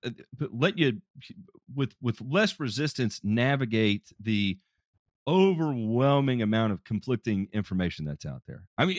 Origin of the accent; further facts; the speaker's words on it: the South, Southern United States, United States; accent: twang; You're talking to a Southern boy through and through here.